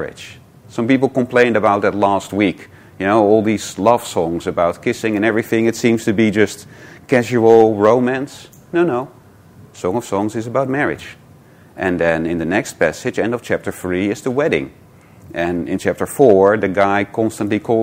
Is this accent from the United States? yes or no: no; Netherlands; moved away; I'm from Holland